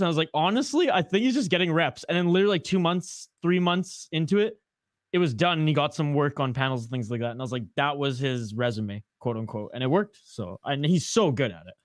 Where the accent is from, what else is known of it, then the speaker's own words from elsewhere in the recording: Canada; accent: Canadian; now in Minnesota, United States; my Canadian accent